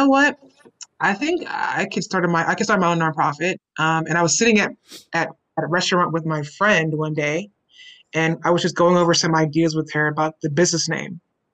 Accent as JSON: {"language": "English", "town": "Houston", "region": "Texas", "country": "United States", "tie": "born or raised there", "said": "I am from Houston, born and raised, native Houstonian, grew up in A-Leaf"}